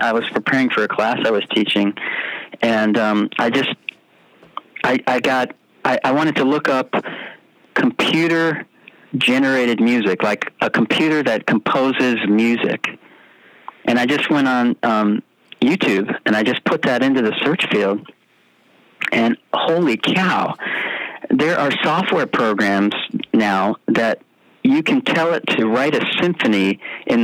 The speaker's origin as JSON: {"language": "English", "region": "suburb of New York City", "country": "United States", "tie": "born or raised there", "moved": "yes", "said": "I grew up in New York City the suburb of New York City"}